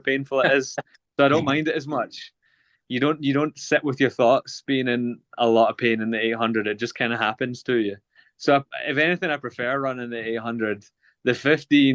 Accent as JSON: {"language": "English", "town": "Glasgow", "region": "Scotland", "country": "United Kingdom", "tie": "born or raised there", "said": "born and raised in Glasgow"}